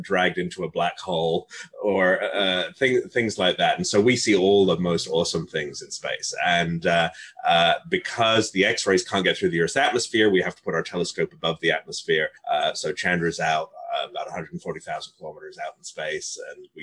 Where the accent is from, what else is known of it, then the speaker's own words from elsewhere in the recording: Northern England, United Kingdom; moved away; walking home from school in Northern England. I grew up mostly in England